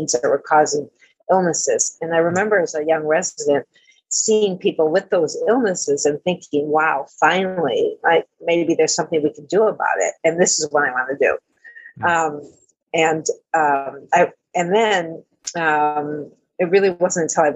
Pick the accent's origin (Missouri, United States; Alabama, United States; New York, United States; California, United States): New York, United States; Amherst; now in Boston, United States; I grew up in Amherst, New York, right near Buffalo